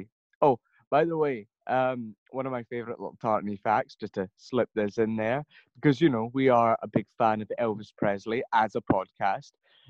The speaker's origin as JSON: {"language": "English", "region": "Scotland", "country": "United Kingdom"}